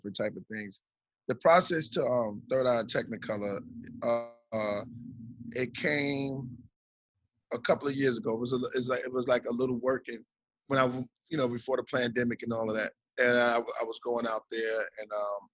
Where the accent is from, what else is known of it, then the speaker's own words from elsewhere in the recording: New York, United States; moved away; I'm from New York